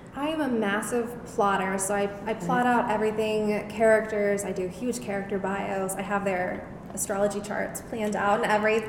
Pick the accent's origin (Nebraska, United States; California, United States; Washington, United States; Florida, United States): Washington, United States; Seattle; now in East Coast, United States; I am originally from Seattle. I still consider it home, even though I live on the East Coast now.